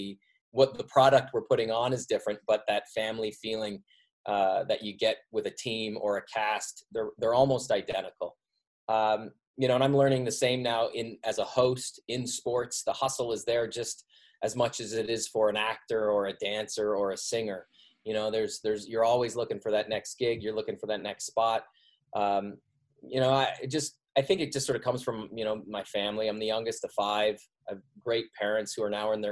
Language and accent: English; Canada; I'm a dude from Canada who grew up loving the game of hockey